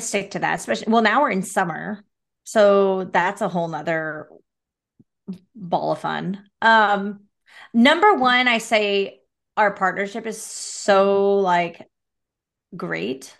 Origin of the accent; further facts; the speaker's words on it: Salem, Oregon, United States; also born or lived in Portland, Oregon; I was born and raised in Salem, which is, like, forty-five minutes south